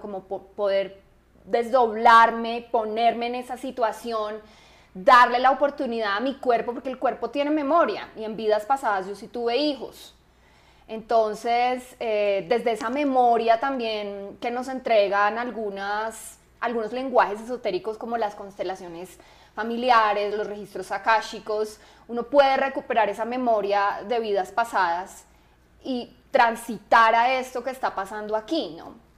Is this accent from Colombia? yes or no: yes; Manizales, Caldas, Colombia; yo nací en Manizales, también una ciudad muy diferente a Bogotá